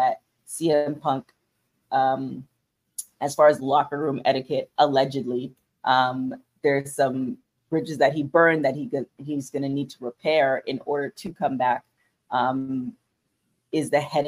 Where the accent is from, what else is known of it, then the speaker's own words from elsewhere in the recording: Canada; I'm Canadian, so Thanksgiving is in October